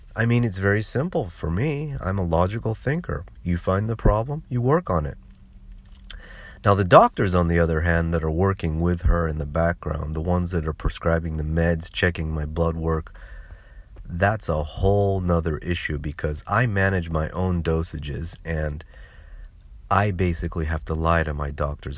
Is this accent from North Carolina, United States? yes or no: no; California, United States; moved away; I was born and raised in California